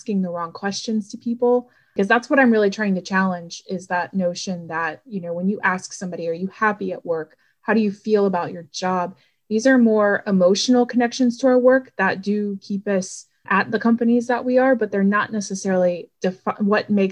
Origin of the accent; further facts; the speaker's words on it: Florida, United States; moved away as an adult; also born or lived in Ohio; now in Cincinnati, United States; I've lived in the state of Ohio now for 5 years. I'm originally from Florida